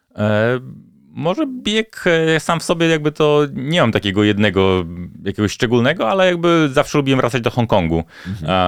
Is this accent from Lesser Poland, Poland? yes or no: no; Bielsk Podlaski, Podlaskie Voivodeship, Poland; moved away; jeszcze wakacje spędzałem wtedy u siebie na Podlasiu, w Bielsko-Podlaski